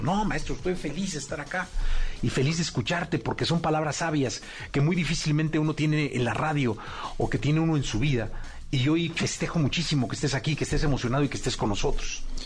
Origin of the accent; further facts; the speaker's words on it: Mexico; como mexicano